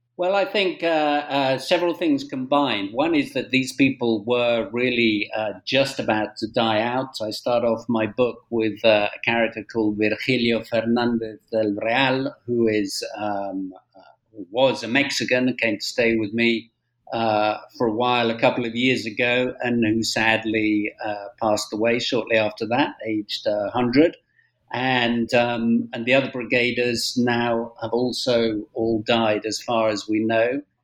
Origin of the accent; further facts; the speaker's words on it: United Kingdom; moved away as an adult; now in Spain; I'm British born